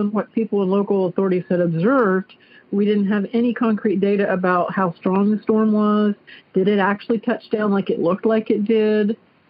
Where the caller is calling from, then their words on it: Clarksville, Ohio, United States; also born or lived in Dayton, Ohio; I'm calling from Clarksville, Ohio.